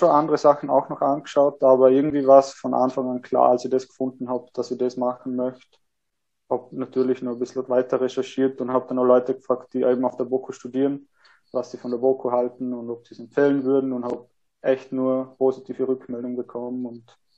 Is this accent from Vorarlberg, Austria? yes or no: yes; Vorarlberg, Austria; ähm, ja, genau, ich komme aus Vorarlberg, ähm, habe nach der HTL mir gedacht, ich möchte noch ein bisschen was Soziales machen, ein bisschen was anderes wie die Technik. Ähm, habe dann meinen Zivildienst in Wien gemacht